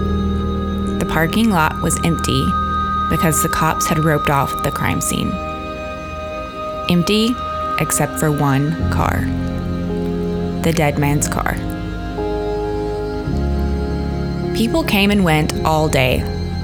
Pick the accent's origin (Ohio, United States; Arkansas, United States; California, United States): Arkansas, United States; my home state of Arkansas